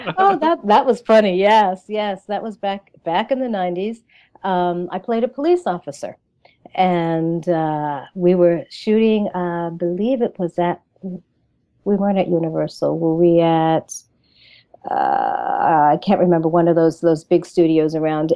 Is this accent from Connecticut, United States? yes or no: yes; Pawcatuck, Connecticut, United States; I am from a little town called Pawcatuck, Connecticut